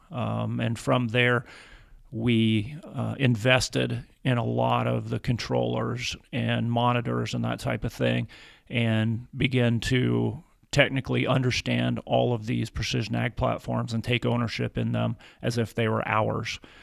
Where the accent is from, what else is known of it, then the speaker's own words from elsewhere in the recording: Atwood, Kansas, United States; moved away as an adult; also born or lived in Kentucky; I grew up in Atwood, Kansas, in the northwest corner of Kansas